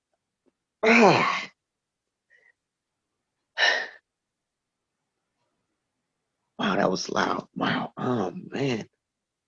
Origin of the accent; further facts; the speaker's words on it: Flint, Michigan, United States; I'm from Flint